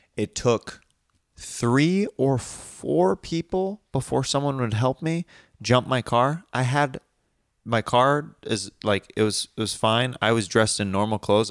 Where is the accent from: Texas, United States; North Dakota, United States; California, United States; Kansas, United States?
Kansas, United States; I'm from Kansas